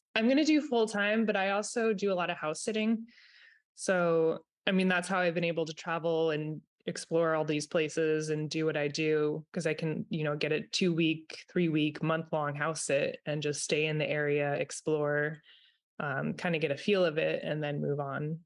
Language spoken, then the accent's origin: English; Vermont, United States; I'm in Vermont. I am from Vermont.